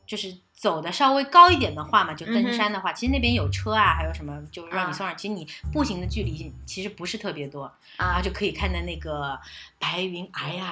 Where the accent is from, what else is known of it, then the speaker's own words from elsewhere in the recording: China; Chinese people，就是我们中国人多嘛。